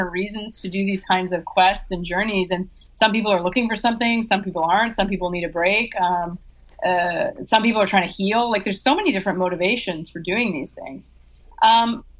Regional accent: Vancouver, British Columbia, Canada; moved away as an adult; also born or lived in San Diego; I grew up in Vancouver and, you know, lived there all my life until probably about 6 years ago

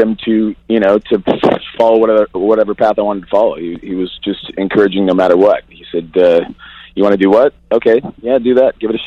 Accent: Seattle, Washington, United States; moved away; also born or lived in Los Angeles; I grew up in Seattle in the days of that whole thing coming up

